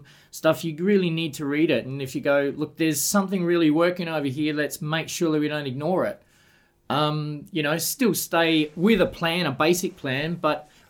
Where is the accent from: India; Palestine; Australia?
Australia; Sunshine Coast, Queensland; moved away as an adult; also born or lived in Brisbane; now in Adelaide, Australia; I myself got here in the late 80s, and I'm from the Sunshine Coast